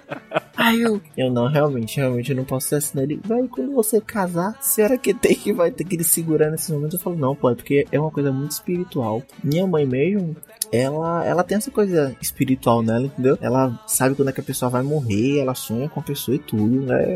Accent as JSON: {"language": "Portuguese", "region": "Bahia", "country": "Brazil", "said": "eu sou da Bahia"}